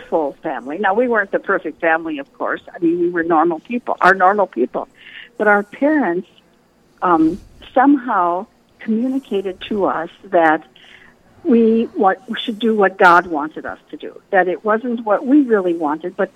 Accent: western North Dakota, United States; I grew up in North Dakota on a small farm and ranch out in western North Dakota

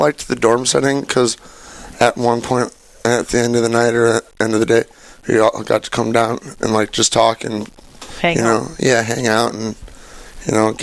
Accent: Mandan, North Dakota, United States; now in Sioux Falls, United States; I'm from North Dakota

